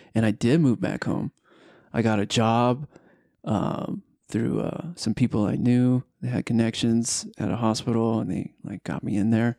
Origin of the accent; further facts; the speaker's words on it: Southern California, United States; moved away as an adult; now in Utah, United States; I'm originally from Southern California